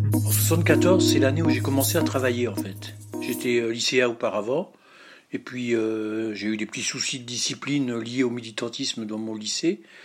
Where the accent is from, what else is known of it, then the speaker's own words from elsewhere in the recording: Lorraine, Moselle, Grand Est, France; je suis Lorrain, Mosellan et donc je, vis dans la vallée de la Fenche, donc à côté de Florange